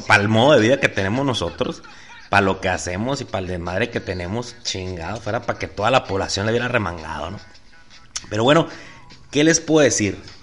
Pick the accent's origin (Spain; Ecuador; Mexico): Mexico; Sonora; soy mexicano